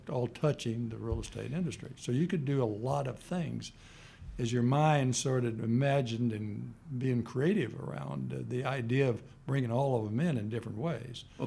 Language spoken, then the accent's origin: English; Kansas City, Missouri, United States; moved away as an adult; also born or lived in Stanford, California; now in Dallas, United States; I grew up in Kansas City and then came here